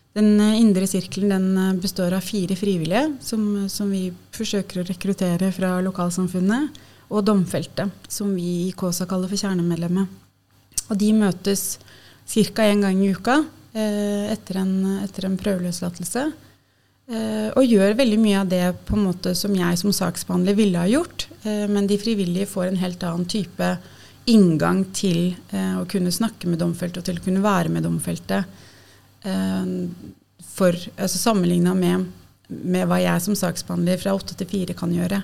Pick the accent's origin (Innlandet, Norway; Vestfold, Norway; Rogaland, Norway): Innlandet, Norway; Lillehammer; moved away as an adult; now in Oslo, Norway; Jeg er um, fra Lillehammer opprinnelig. og har Bodd i Oslo siden jeg flytta hit for å studere sosialt arbeid